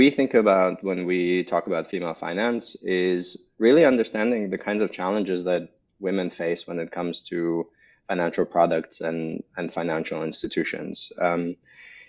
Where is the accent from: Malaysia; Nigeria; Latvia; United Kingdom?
Latvia; also born or lived in Russia / United States / Germany; now in Berlin, Germany; So originally I'm from Eastern Europe, from Latvia, born and raised, Russian heritage